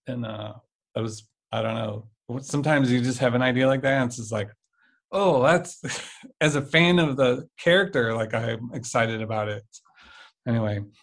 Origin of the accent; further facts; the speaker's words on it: St. Louis, Missouri, United States; I mostly grew up in in uh, uh, St. Louis. I mm-hmm. think I graduated high school here, and we've been here for 20 whatever since 1990.